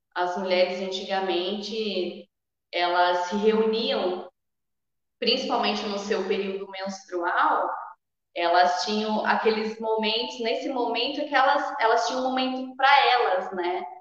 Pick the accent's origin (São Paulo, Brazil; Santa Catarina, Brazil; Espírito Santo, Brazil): São Paulo, Brazil; Sorocaba; moro em Sorocaba, nasci em Sorocaba também